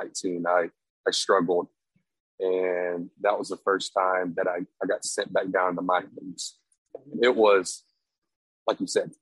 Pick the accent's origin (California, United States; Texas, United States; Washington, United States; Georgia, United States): Texas, United States; I'm from Texas, born and raised